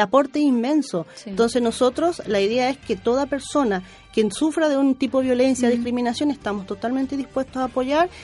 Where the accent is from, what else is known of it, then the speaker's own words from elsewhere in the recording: Paraguay; now in Chile; yo, por ejemplo, soy paraguaya